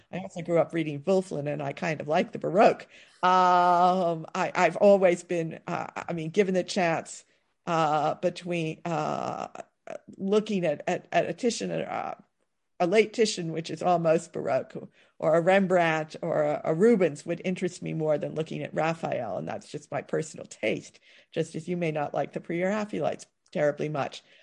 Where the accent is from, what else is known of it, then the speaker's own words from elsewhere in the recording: East Coast, United States; as an American who had experienced modern architecture, on the east coast of the United States, largely as post-war building